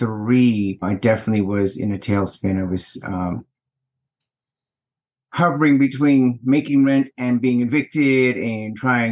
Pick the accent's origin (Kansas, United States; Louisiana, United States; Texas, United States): Texas, United States; Houston; I hail from Houston, Texas, vintage 1962